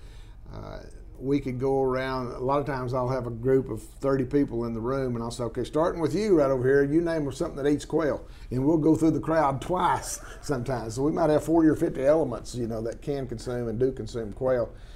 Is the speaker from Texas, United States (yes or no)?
yes; San Angelo, Texas, United States; I was raised in San Angelo in many, many years